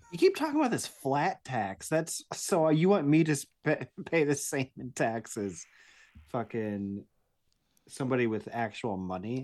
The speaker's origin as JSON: {"language": "English", "region": "Iowa", "country": "United States", "said": "I'm from Iowa"}